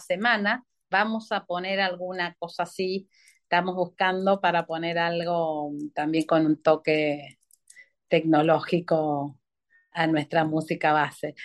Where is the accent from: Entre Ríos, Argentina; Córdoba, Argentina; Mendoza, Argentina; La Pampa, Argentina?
Mendoza, Argentina; moved away as an adult; soy de Mendoza